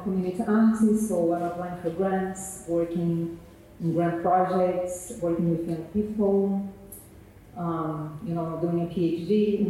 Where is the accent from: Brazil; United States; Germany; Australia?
Brazil; moved away as an adult; now in London, United Kingdom; I'm from Brazil